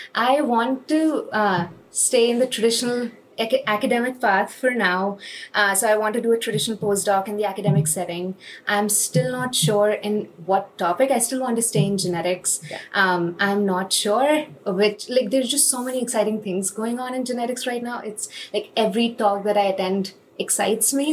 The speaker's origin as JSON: {"language": "English", "country": "India", "moved": "as an adult", "said": "when I was coming from India"}